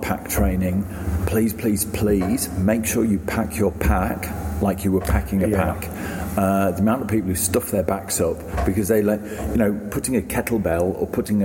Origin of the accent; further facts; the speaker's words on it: England, United Kingdom; now in Australia; I'm an Englishman